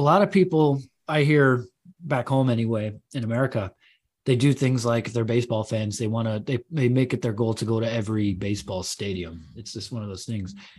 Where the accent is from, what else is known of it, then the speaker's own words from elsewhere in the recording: Chicago, Illinois, United States; moved away as an adult; now in England, United Kingdom; my wife's German, I'm American, but we're living out here